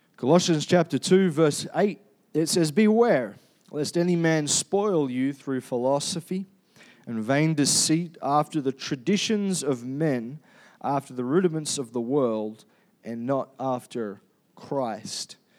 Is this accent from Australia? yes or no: yes; Perth, Western Australia, Australia; now in Cairns, Australia; I was born in Perth